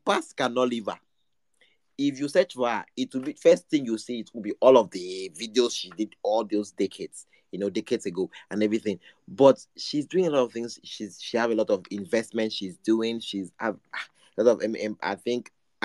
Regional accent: Nigeria; I'm just an ordinary Nigerian

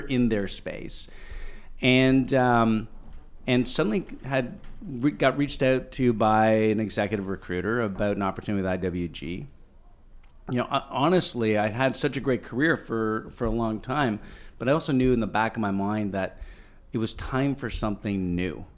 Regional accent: Ottawa, Ontario, Canada; born or raised there; also born or lived in Toronto

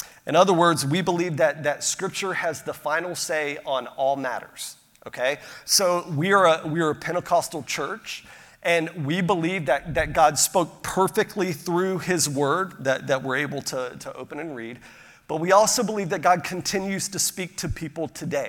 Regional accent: Pensacola, Florida, United States; I grew up outside of Pensacola, Florida

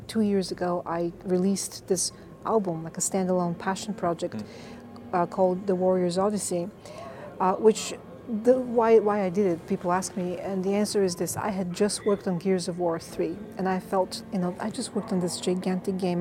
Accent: Bulgaria; moved away as an adult; also born or lived in North Carolina, United States; now in Los Angeles, United States; I was born and raised in Bulgaria, yeah. Eastern Europe. I came to the States 25 years ago to Duke University

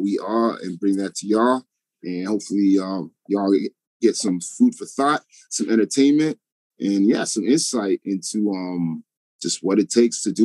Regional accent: Toronto, Ontario, Canada; also born or lived in New York; I was born and raised in Toronto, but I pretty much lived between Toronto and New York my whole life

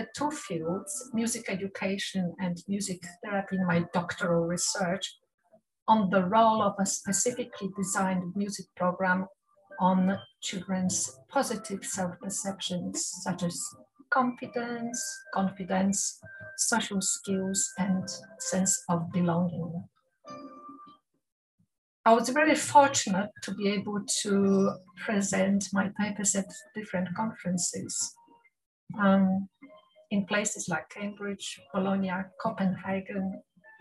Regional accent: Warsaw, Masovian Voivodeship, Poland; first language Polish; English is a second language; moved away as an adult; I was born in Warsaw, the capital city of Poland. I went through primary, secondary, school of music, and then entered the University of Music in Warsaw

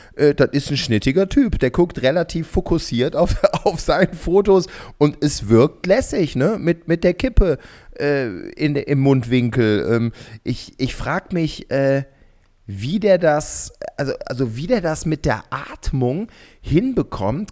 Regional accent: Gummersbach, North Rhine-Westphalia, Germany; in meiner Heimatstadt in Gummersbach

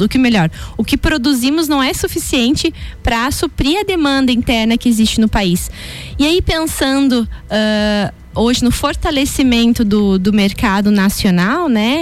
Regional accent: Canoinhas region, Santa Catarina, Brazil; Eu sou da região de Canoinhas, que é norte do estado

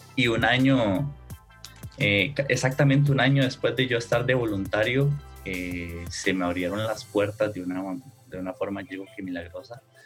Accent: Costa Rica; yo soy acá de Costa Rica

